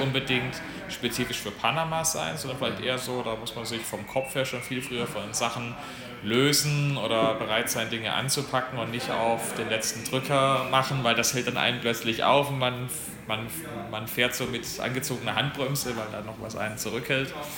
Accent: Germany; ich als Deutscher

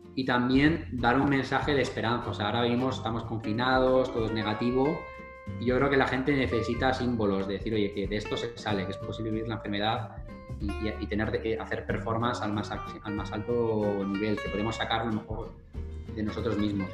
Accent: Madrid, Community of Madrid, Spain; moved away as an adult; also born or lived in United States; soy del barrio de Carabanchel, que es uno de los barrios más pobres de Madrid

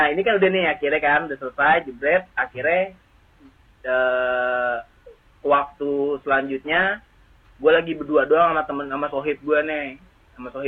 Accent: Jakarta, Indonesia; kalau gua gua kecil emang gua lahirnya di daerah Matraman sini juga.

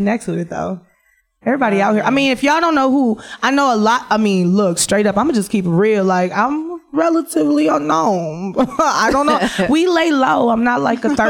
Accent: Detroit, Michigan, United States; I'm fat, I'm black, I'm from Detroit

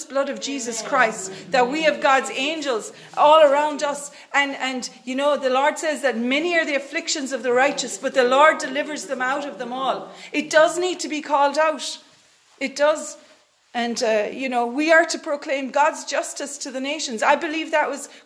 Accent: Ireland; we're Irish people

